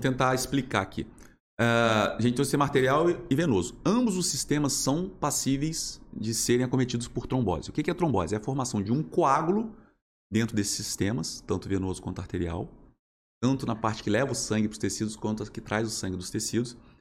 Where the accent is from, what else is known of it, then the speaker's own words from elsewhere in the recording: Volta Redonda, Rio de Janeiro, Brazil; also born or lived in Niterói; Sou, sou nascido em Volta Redonda